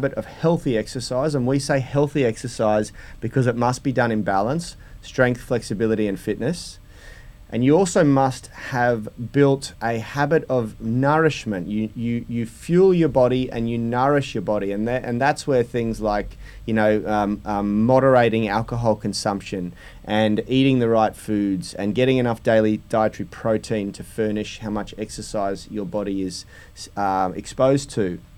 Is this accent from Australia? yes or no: yes; Sydney, New South Wales, Australia; I was born in Newport